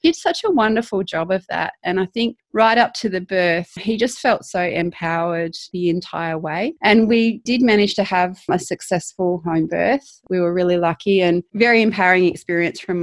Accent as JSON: {"language": "English", "region": "South Australia", "country": "Australia", "tie": "born or raised there", "also_born_or_lived": "Canada", "moved": "as an adult", "said": "I'm Australian. I was born in South Australia"}